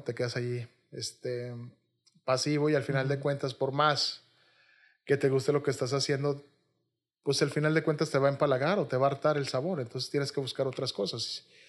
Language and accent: Spanish; Monterrey, Nuevo León, Mexico; also born or lived in Xalapa, Veracruz; Yo soy regio, me considero muy regio y me gusta mucho Monterrey